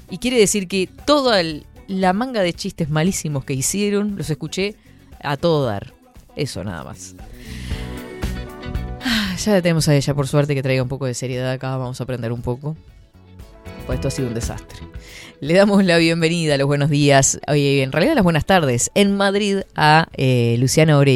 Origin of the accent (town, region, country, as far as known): Uruguay